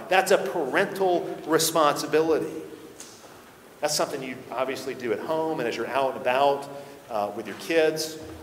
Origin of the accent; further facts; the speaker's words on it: the Bible Belt, United States; growing up in the Bible Belt